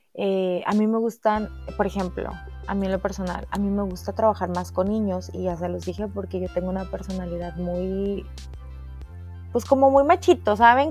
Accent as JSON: {"language": "Spanish", "town": "Cuatro Ciénegas", "region": "Coahuila", "country": "Mexico", "also_born_or_lived": "Saltillo", "moved": "as an adult", "lives_now": "United States", "said": "yo soy coahuilense, eh, soy de Cuatro Ciénegas, del hermoso pueblo de Cuatro Ciénegas"}